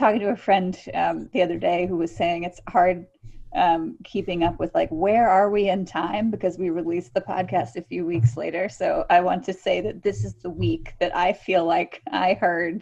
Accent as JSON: {"language": "English", "region": "the South", "country": "United States", "said": "in the South we call dressing"}